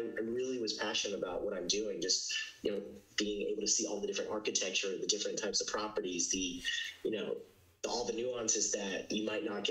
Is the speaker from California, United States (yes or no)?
yes; Orange County, Southern California, United States; moved away as an adult; now in New York City, United States; I'm from Southern California, Orange County